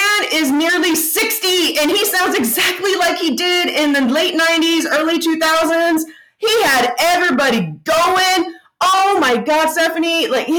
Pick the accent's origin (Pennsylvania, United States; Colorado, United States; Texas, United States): Texas, United States; We grew up in Texas, y'all. We grew up in Texas, so we know heat and sun.